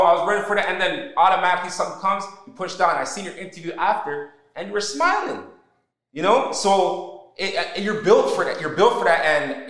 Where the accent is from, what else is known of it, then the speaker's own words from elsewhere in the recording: Canada; I was born here in Canada